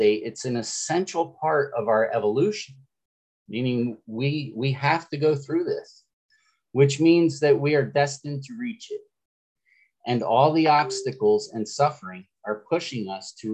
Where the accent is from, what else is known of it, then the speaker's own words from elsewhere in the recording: Florida, United States; I'm from Florida